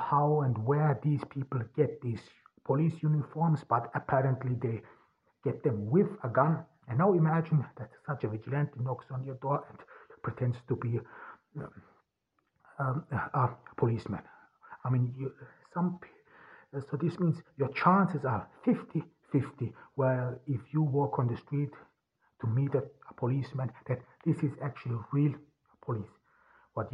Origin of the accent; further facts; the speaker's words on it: Turkey; also born or lived in Austria; here in Turkey, even here in my hometown